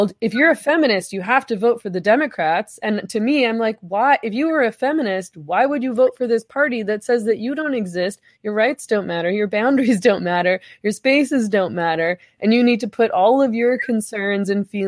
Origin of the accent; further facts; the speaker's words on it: Canada; I'm Canadian